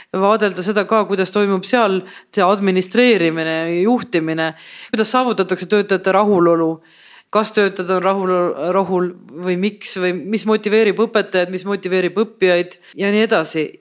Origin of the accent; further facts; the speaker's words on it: Estonia; kust riigist ma olen, ma ütlen Eestist